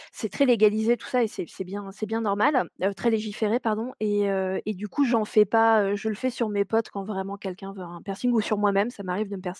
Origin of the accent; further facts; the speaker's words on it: Paris, Île-de-France, France; moved away as an adult; now in Rouen, France; Je suis euh, une vraie Parisienne, hein. je suis née à Paris.